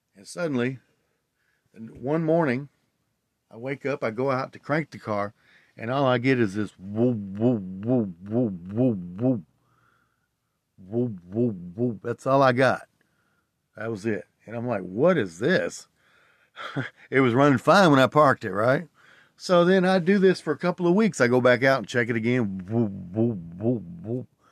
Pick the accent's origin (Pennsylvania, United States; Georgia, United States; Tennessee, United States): Tennessee, United States; I grew up in Tennessee